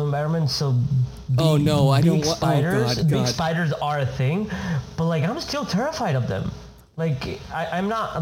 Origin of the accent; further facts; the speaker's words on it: Argentina; moved away; I'm from Argentina